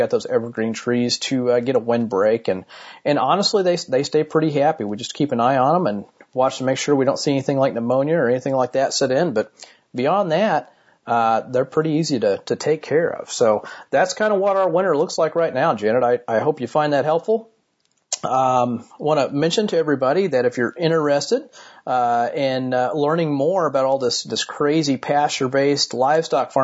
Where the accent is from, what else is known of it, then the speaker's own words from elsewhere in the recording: Martinsville, Indiana, United States; here in my hometown of Martinsville, Indiana